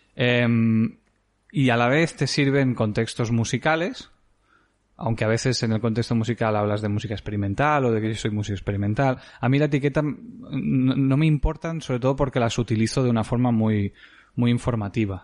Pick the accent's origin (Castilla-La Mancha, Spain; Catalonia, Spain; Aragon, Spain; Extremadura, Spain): Catalonia, Spain; Creixell; also born or lived in Barcelona / Mollet del Vallès; al nacer vinimos aquí directamente. Yo he vivido 18 años de mi vida en esta casa